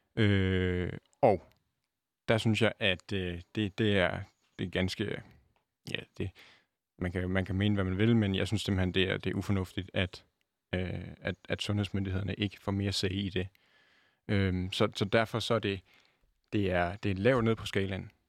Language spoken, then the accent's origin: Danish; Denmark; jeg ser mig også selv øh, både som dansker